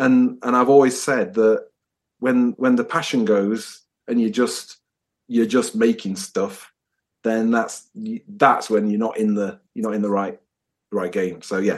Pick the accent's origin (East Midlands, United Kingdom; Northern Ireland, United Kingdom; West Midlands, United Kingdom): East Midlands, United Kingdom; Nottingham; I'm from Nottingham originally, but we've pinballed all over the place, but we were always destined to finish up here.